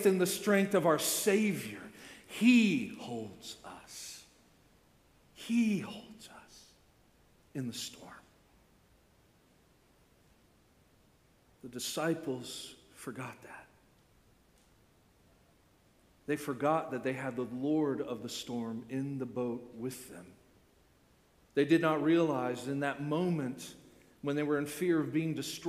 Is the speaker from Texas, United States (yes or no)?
no; Orlando, Florida, United States; I grew up in Central Florida, right? I grew up in Orlando